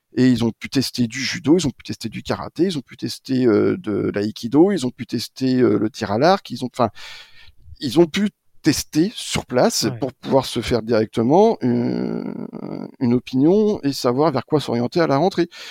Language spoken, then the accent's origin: French; Maine, Angers, Pays de la Loire, France; moved away as an adult; also born or lived in Strasbourg; now in Paris, France; Je suis allé faire mon UFM à Angers, dans mon maine natal